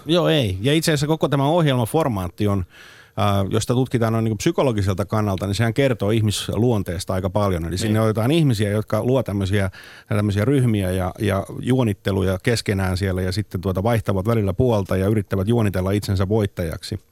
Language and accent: Finnish; Turku, Southwest Finland, Finland; mä oon Turusta